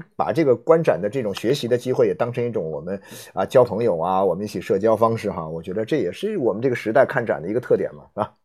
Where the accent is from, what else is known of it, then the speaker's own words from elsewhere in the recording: Nanchang, Jiangxi, China; moved away as an adult; 我老家，我在，我在江西南昌，我，我是，我离开南昌之后，我离开南昌的时候，我是三十多岁离开南昌了